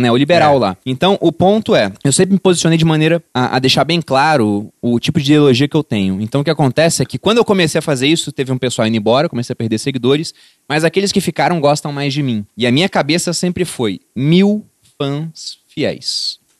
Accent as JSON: {"language": "Portuguese", "region": "Rio de Janeiro", "country": "Brazil", "said": "porque eu vim do Rio de Janeiro e eu vi o que é né, ter Estado lá."}